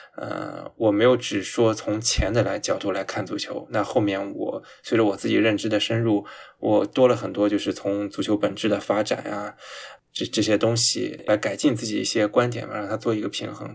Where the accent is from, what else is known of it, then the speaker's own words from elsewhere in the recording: China; 我们中国人